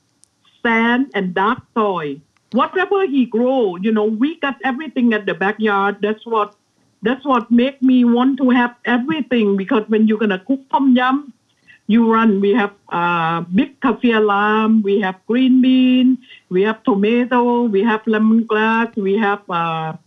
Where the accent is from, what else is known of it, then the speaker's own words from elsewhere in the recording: Pak Phanang, Nakhon Si Thammarat, Thailand; English is a second language; moved away as an adult; also born or lived in Songkhla, Thailand / Bangkok, Thailand; now in Los Angeles, United States; That was my hometown